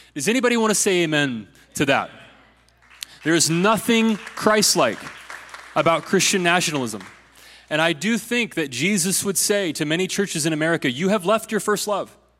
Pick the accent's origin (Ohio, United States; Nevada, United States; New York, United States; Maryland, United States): Ohio, United States; my home state of Ohio